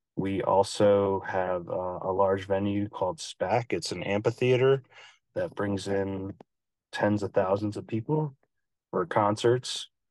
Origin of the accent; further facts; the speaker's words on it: Albany, New York, United States; also born or lived in Philadelphia; now in Saratoga Springs, United States; I'm from Albany, New York